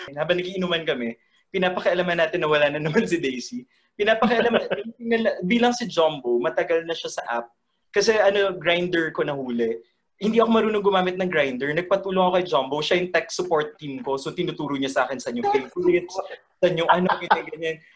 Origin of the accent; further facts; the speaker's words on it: Bicol Region, Philippines; moved away; also born or lived in Manila; umuwi na Manila. Ay, ng Bicol.